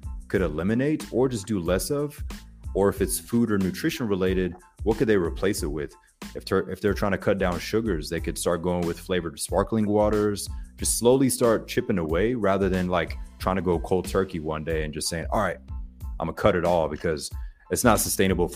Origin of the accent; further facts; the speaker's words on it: Pensacola, Florida, United States; accent: Floribama; from Pensacola, Florida. So Floribama, you probably hear multiple accents sometimes when I talk, but it's right there, 15 minutes away from Alabama, Panhandle, Florida. But my high school was split